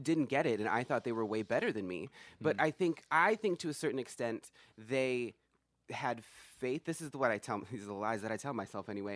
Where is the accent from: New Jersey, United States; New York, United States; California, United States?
California, United States; Kumeyaay reservation, inland; I'm from an Indian reservation